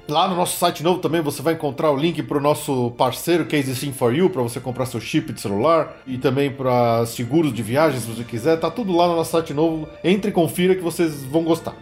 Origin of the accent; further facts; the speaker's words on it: São Paulo, Brazil; a gente é de São Paulo